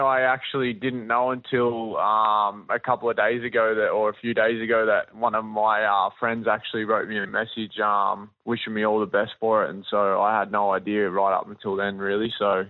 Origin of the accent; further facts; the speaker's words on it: Warrnambool, Victoria, Australia; But then also a lot of people that I grew up around in Warrnambool and Victoria